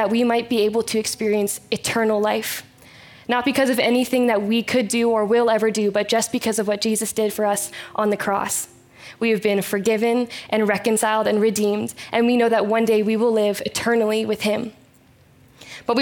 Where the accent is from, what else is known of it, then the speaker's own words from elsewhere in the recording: Chilliwack, British Columbia, Canada; I was born and raised in Chilliwack, BC, and I still live here